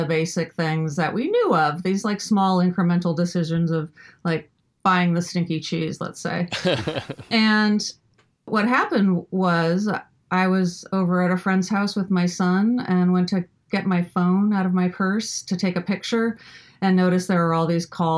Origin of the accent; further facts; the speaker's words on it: Midwest, United States; growing up in the Midwest